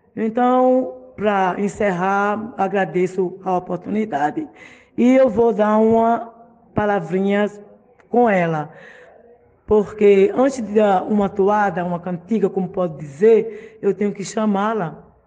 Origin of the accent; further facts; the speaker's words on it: Brazil; não só no nosso país